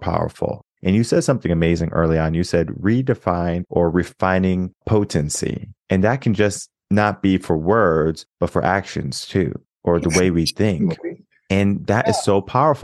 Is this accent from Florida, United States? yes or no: no; Connecticut, United States; moved away as an adult; now in Texas, United States; I was born and raised in Connecticut, moved to Texas 2016